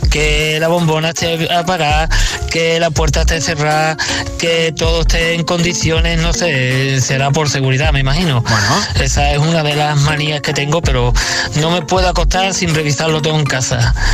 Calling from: Asturias, Spain; Hola Josué … de Asturias

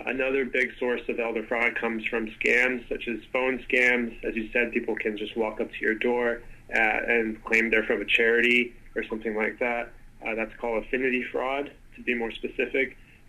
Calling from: Victoria, British Columbia, Canada; I'm calling from Victoria, Canada

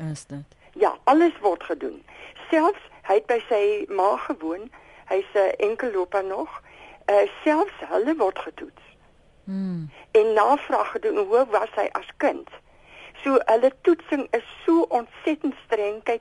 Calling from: Tilburg, North Brabant, Netherlands; Môre net, ek is hier van Tilburg.

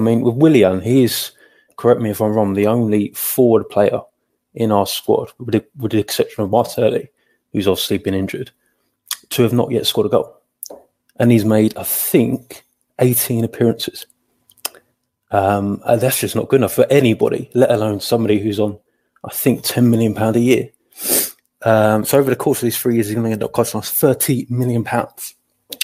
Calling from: Colchester, East of England, United Kingdom; I'm joining from Colchester, mate.

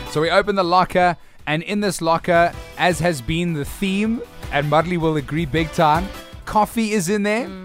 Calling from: Cape Town, Western Cape, South Africa; I'm listening from Cape Town, guys.

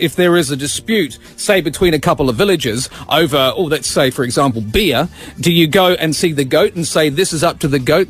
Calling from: Australia; I'm calling you from Australia, from a radio station called Triple M.

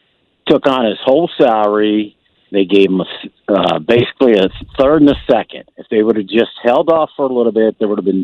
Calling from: Manassas, Virginia, United States; Hey, I'm calling from Manassas.

